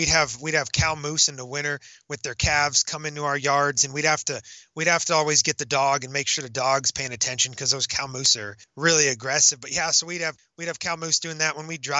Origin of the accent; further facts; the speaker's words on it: Alaska, United States; now in Montana, United States; Alaska. Born and raised in Alaska.